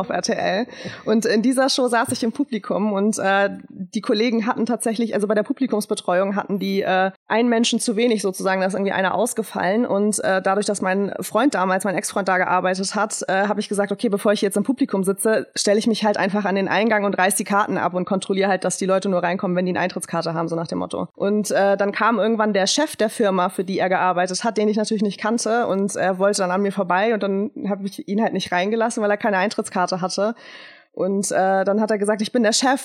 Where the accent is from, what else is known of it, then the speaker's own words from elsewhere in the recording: Schleswig-Holstein, Germany; moved away as an adult; also born or lived in Trier; now in Cologne, Germany; ich bin gebürtige Schleswig-Holsteinerin, äh, komme also aus dem schönen Norden und bin damals äh, nach dem Abitur für mein Studium nach Trier gezogen